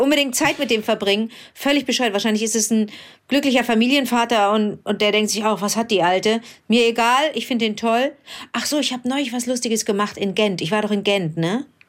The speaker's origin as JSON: {"language": "German", "town": "Cologne", "region": "North Rhine-Westphalia", "country": "Germany", "tie": "born or raised there", "also_born_or_lived": "Berlin", "said": "in Köln, in meiner Heimatstadt"}